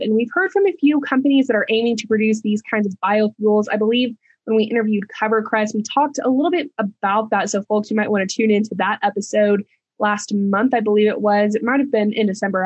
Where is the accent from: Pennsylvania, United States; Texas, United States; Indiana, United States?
Texas, United States; being a Texan